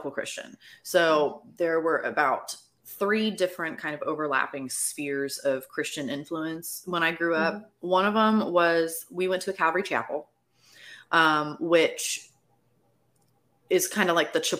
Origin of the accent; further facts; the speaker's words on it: Florida, United States; I am also from Florida.